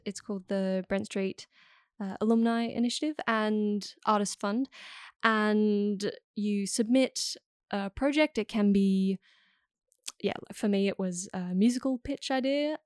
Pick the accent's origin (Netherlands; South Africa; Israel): Netherlands; Amsterdam, North Holland; moved away; I was born in Amsterdam